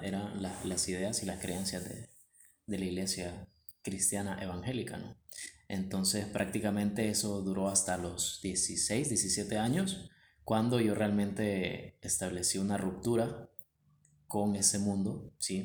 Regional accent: Tegucigalpa, Francisco Morazán, Honduras; creo que ambos nacimos en Tegucigalpa. Ah, yo nací en el barrio La Guadalupe y pues crecí en el seno de una iglesia

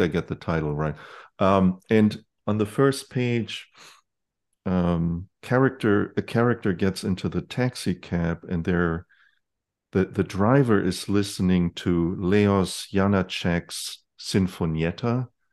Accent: Germany; moved away; when I grew up in Germany

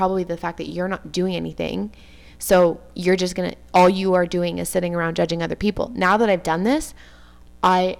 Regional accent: Montreal, Quebec, Canada; accent: West Island; growing up on the West Island. And just like someone from Queens might have a really thick accent that's really Queens. Like, I have a really, like, West Island accent

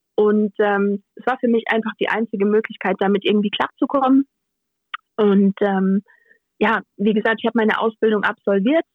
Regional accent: Rhineland-Palatinate, Germany; als echte Pfälzerin

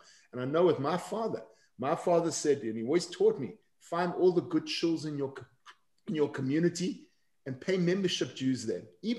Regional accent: South Africa; now in San Diego, United States; growing up in South Africa

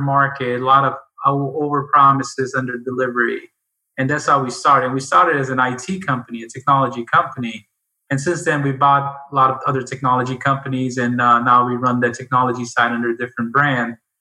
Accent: India; now in United States; I grew up in India

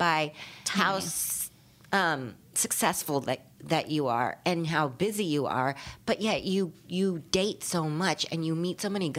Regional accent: Los Angeles, California, United States; also born or lived in Cleveland, Ohio; I'm from fucking L.A.

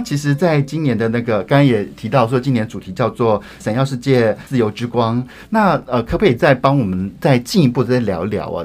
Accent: Taichung, Taiwan; 因为我又来自台中嘛

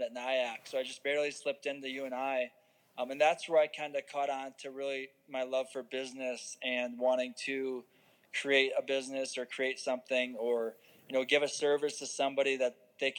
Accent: Grafton, Iowa, United States; moved away as an adult; now in Colorado Springs, United States; I grew up in Grafton, Iowa.

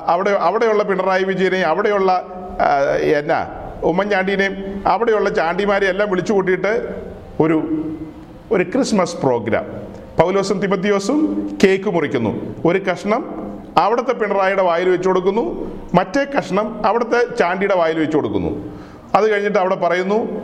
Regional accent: Ernakulam district, Kerala, India; ആ പുഴയ്ക്ക് അക്കരെ ഞങ്ങളുടെ ദേശമാ എറണാകുളം ജില്ലക്കാരാ

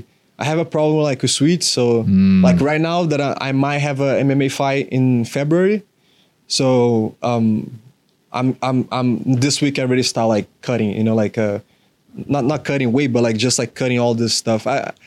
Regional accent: Florida, United States; that was right when I came from Florida. So I was like, that was a really big change.

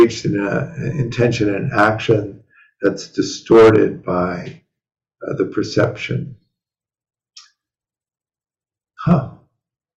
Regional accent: Chicago, Illinois, United States; moved away; growing up in Chicago

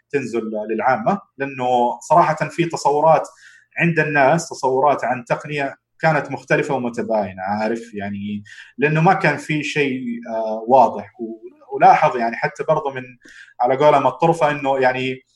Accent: Jeddah, Makkah Province, Saudi Arabia; انا شخصيا من اهل جده وعارف تماما انه هي ابعد حتى من مكه

